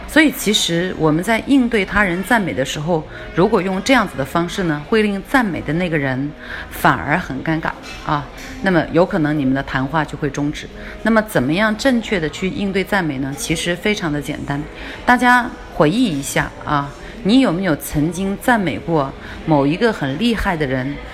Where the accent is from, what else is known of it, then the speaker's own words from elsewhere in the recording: China; 我们中国人呢，其实是不太喜欢被夸的